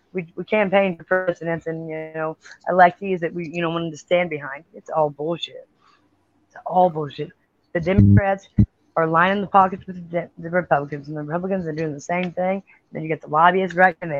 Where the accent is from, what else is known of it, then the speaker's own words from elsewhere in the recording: United States; being American.